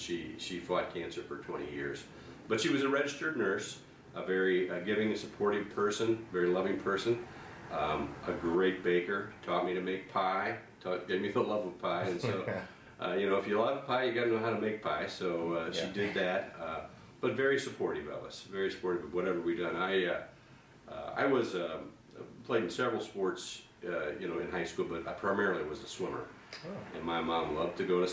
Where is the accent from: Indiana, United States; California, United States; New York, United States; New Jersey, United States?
Indiana, United States; Columbus; now in Aurora, United States; Born and raised in Columbus, Indiana, my wife and I both, which is about a half an hour south of Indianapolis.